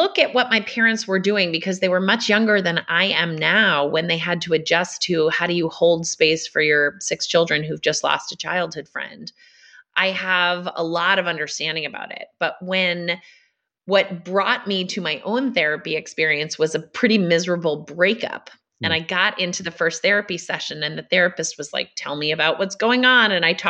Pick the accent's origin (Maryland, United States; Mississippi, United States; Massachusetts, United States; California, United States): Massachusetts, United States; So I grew up in Massachusetts on a farm with five brothers and sisters.